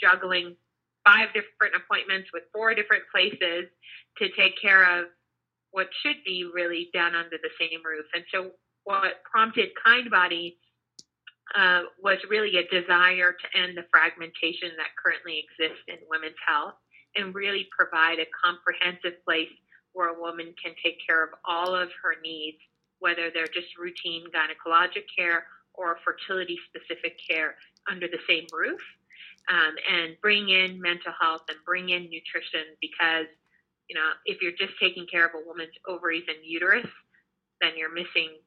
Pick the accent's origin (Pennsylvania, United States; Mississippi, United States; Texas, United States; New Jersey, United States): Texas, United States; Houston; moved away as an adult; now in New York, United States; I grew up in Houston, Texas